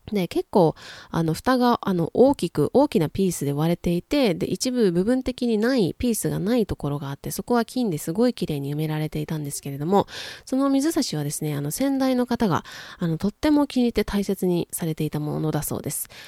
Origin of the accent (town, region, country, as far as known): Japan; also born or lived in United States